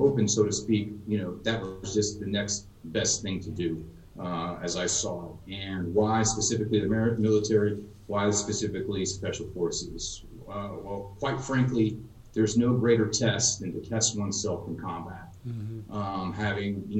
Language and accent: English; Texas, United States; I grew up in Texas, graduated high school in 2000.